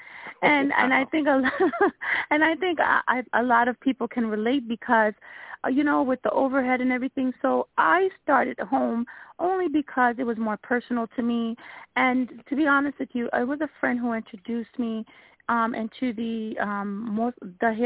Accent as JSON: {"language": "English", "town": "East Orange", "region": "New Jersey", "country": "United States", "tie": "born or raised there", "said": "I grew up in East Orange"}